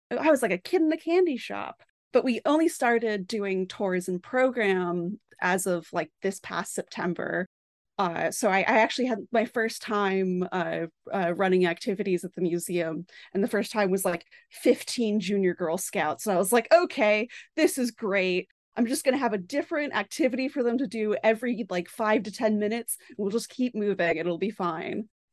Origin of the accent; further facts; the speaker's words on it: Boston, Massachusetts, United States; I am from the Boston area